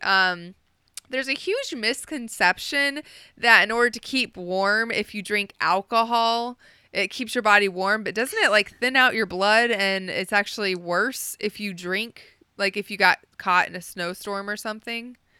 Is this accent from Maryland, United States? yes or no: no; Ohio, United States; also born or lived in Oklahoma / Texas; just growing up and living in Ohio, well, I was born in Oklahoma, but, you know, most of my life living in Ohio